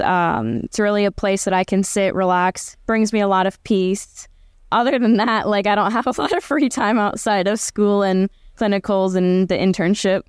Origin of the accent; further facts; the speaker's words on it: Cleveland, Ohio, United States; moved away as an adult; also born or lived in Arkansas; Cleveland, 'cause that's my hometown